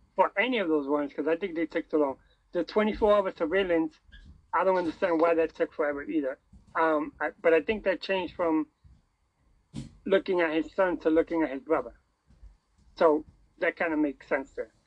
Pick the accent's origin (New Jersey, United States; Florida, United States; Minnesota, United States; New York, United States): New York, United States; New York City; I'm from New York City